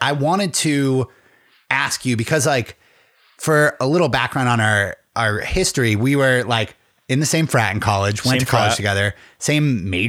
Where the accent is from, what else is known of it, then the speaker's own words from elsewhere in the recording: Pennsylvania, United States; I'm also from like the middle of nowhere, Pennsylvania.